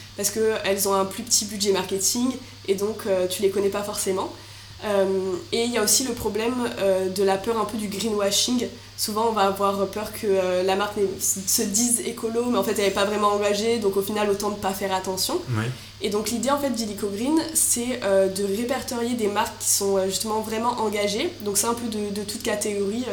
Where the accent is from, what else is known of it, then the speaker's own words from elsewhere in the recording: Marseille, Provence-Alpes-Côte d'Azur, France; moved away as an adult; also born or lived in Lyon; now in Paris, France; je suis née à Lyon à la base. bon, je suis restée un ou deux ans maximum. Ensuite, je suis venue à Marseille.